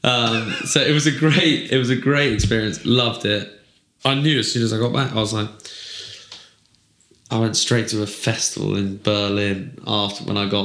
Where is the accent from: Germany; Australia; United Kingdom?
United Kingdom; Herefordshire, West Midlands; I grew up in Herefordshire and I was around like farming day to day